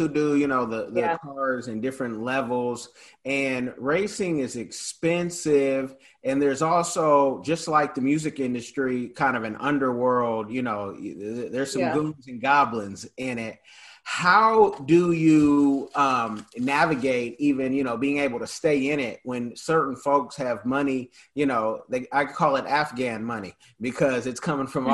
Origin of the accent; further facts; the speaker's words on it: Bay Area, California, United States; I'm from the Bay Area